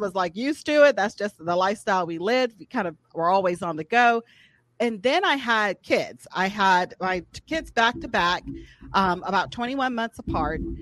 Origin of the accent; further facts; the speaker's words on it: Atlanta, Georgia, United States; moved away as an adult; now in Birmingham, United States; originally from Atlanta, Georgia